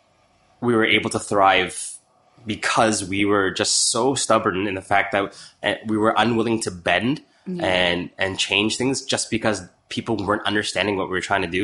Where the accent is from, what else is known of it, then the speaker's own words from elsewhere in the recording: Chicago, Illinois, United States; moved away; also born or lived in Toronto; I was born in Toronto, but yeah. I grew up in Chicago, in Chinatown